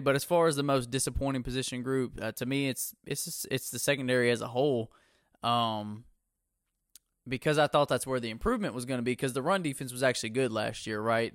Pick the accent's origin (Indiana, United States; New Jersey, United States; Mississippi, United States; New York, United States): Mississippi, United States; I'm from Mississippi, too